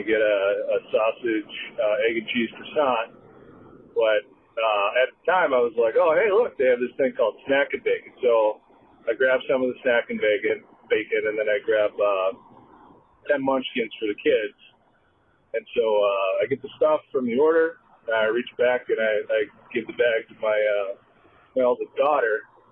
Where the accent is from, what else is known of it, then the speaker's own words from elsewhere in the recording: Naperville, Illinois, United States; now in Annapolis, United States; I'm from Annapolis, Maryland. Originally from Naperville, though